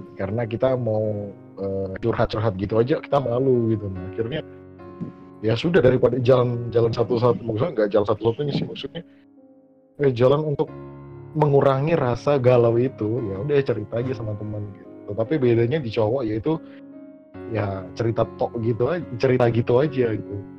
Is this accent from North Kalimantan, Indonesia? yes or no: yes; Malinau, North Kalimantan, Indonesia; moved away; also born or lived in Surabaya; saya dari Kalimantan, Kalimantan Utara, yaitu tepatnya di Malinau